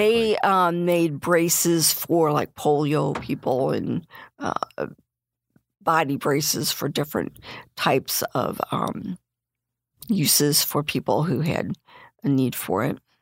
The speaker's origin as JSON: {"language": "English", "town": "Bradley", "region": "Illinois", "country": "United States", "said": "I'm from Bradley."}